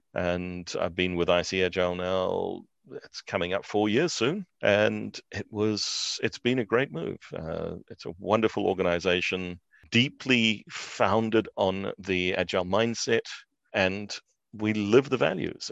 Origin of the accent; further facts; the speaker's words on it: New Zealand; moved away; also born or lived in South Africa; I'm a New Zealander by birth, but we were living in South Africa at that stage